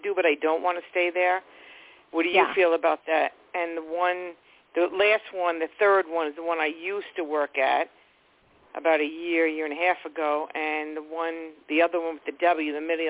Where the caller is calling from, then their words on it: New York, United States; Long Island.